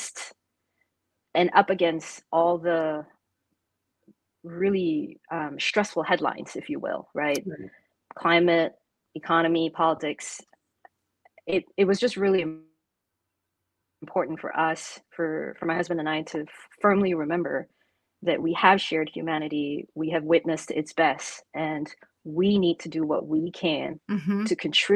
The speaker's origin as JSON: {"language": "English", "country": "Singapore", "tie": "born or raised there", "also_born_or_lived": "Atlanta, Georgia, United States / China", "moved": "as an adult", "said": "having grown up as a and still identifying as a proud Singaporean"}